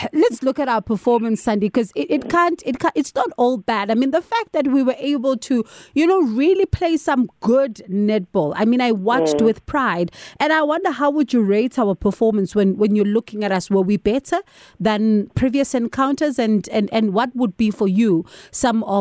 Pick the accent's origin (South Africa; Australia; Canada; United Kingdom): South Africa; I proudly South African